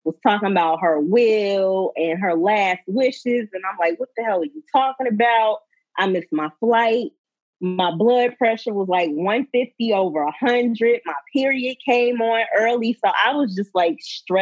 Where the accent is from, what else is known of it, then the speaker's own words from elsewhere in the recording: Alabama, United States; moved away as an adult; also born or lived in Maryland / Florida; I can't even say I'm from Alabama anymore